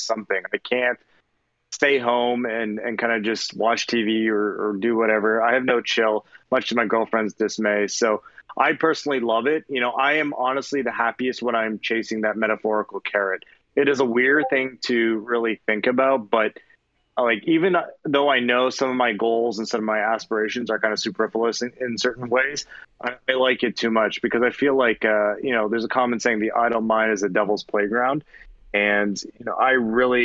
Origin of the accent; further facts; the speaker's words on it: Milton, Ontario, Canada; now in United States; I was born and raised in Canada in a small town called Milton, Ontario.